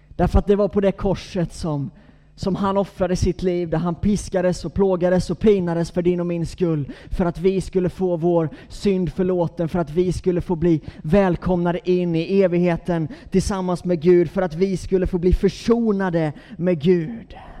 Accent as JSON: {"language": "Swedish", "town": "Gnosjö", "region": "Jönköping County", "country": "Sweden", "tie": "born or raised there", "moved": "yes", "lives_now": "Gothenburg, Sweden", "said": "Jag är Gnosjöbo från början, så att jag är bördig från bygden"}